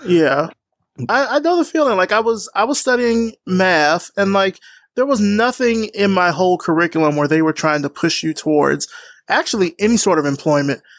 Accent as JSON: {"language": "English", "region": "Alabama", "country": "United States", "also_born_or_lived": "Georgia", "moved": "yes", "said": "I'm from the South. I'm from Alabama. I went to school in Georgia"}